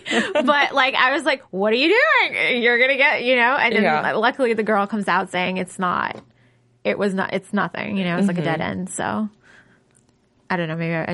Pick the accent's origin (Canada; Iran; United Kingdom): Canada; I'm Canadian, so. But I do pick it up because I'm not from Toronto, so I don't say sorry or out or...